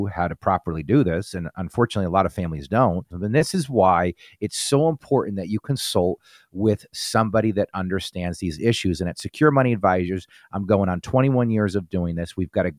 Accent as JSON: {"language": "English", "region": "New Jersey", "country": "United States", "tie": "born or raised there", "lives_now": "Pittsburgh, United States", "said": "I was born and raised in New Jersey, and I came to Pittsburgh on a scholarship to play football at Robert Morris University."}